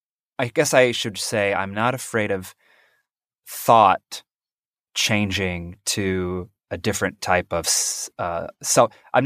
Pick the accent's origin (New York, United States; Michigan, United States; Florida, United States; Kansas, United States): Kansas, United States; also born or lived in North Carolina / Alaska / Pennsylvania; I grew up, well, I was a military brat. So I was born in North Carolina, but then I moved around all over the place to Alaska, Pennsylvania. But then my dad retired in Kansas. And that's where I grew up from like 10 years old onward.